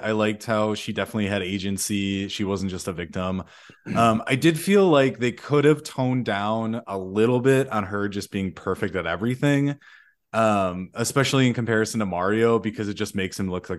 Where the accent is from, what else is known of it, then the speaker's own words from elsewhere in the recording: Brooklyn, New York, United States; Brooklyn, that's where I grew up.